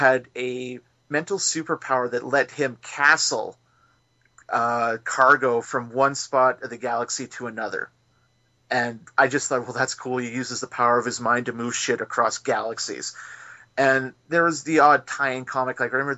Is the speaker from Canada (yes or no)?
yes; McNutt, Saskatchewan, Canada; now in Saskatoon, Canada; my hometown of McNutt